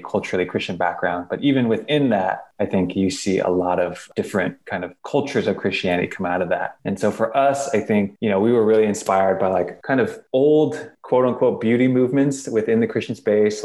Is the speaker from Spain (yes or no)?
no; Torrance, California, United States; I grew up in Torrance by the beach